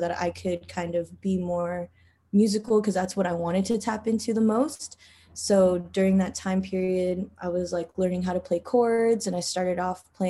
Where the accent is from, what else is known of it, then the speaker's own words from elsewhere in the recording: Philippines; I'm Filipino